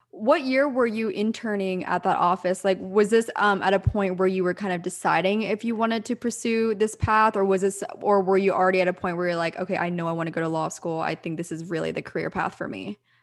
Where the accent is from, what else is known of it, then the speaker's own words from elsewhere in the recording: Pennsylvania, United States; moved away; also born or lived in Orange County, California; I'm from the East Coast. I'm from Pennsylvania